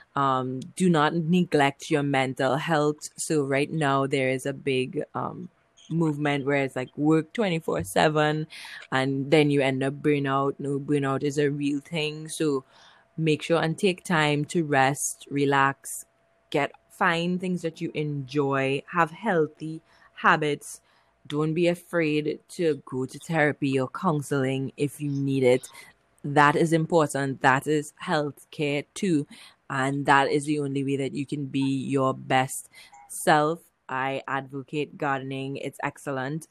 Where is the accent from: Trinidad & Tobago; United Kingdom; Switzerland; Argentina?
Trinidad & Tobago; I'm from Trinidad and Tobago in the Caribbean.